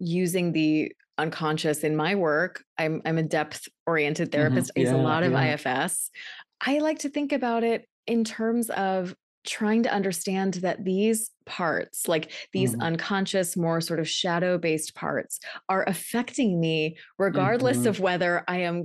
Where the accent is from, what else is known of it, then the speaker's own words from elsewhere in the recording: Texas, United States; I'm from Texas